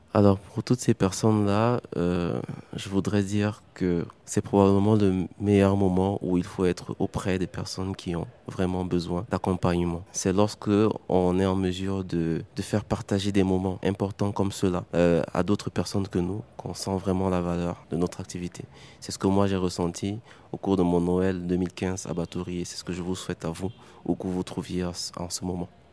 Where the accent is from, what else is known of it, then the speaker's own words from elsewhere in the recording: Cameroon; also born or lived in Douala; Du Cameroun